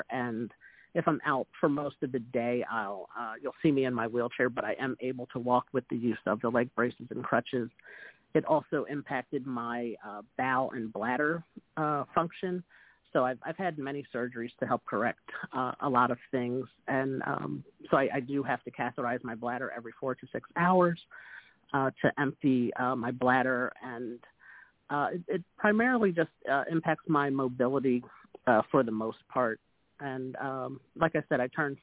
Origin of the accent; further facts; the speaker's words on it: New Jersey, United States; I grew up in the South Jersey area right outside of Philadelphia